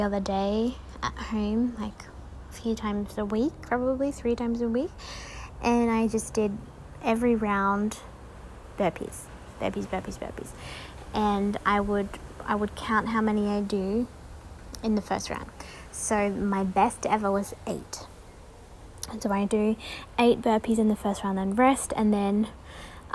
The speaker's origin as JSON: {"language": "English", "region": "Tasmania", "country": "Australia", "tie": "born or raised there", "said": "I grew up in Tasmania, so freezing water down there, freezing cold."}